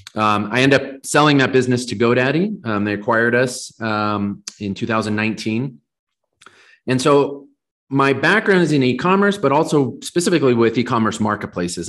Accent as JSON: {"language": "English", "region": "Southern California", "country": "United States", "tie": "born or raised there", "moved": "yes", "lives_now": "Colorado, United States", "said": "I grew up in Southern California, and I live in Colorado now."}